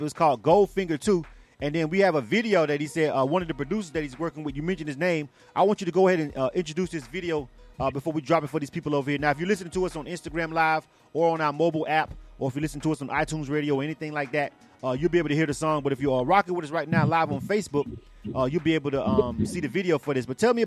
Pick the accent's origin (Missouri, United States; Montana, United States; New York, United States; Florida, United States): Florida, United States; I'm from Florida